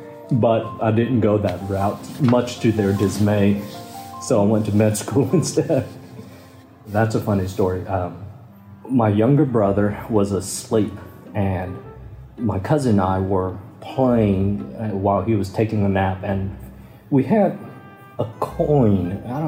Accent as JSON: {"language": "English", "region": "Kentucky", "country": "United States", "tie": "born or raised there", "said": "growing up in South Vietnamese culture, we eat a lot of rice. And in Kentucky, it was all potatoes."}